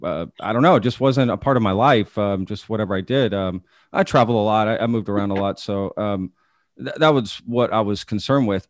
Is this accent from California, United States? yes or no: no; Texas, United States; also born or lived in Omaha; I grew up in Texas